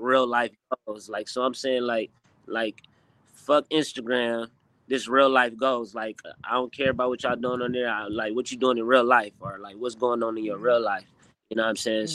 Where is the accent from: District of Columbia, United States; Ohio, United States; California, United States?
California, United States; Inglewood; we, from Inglewood, California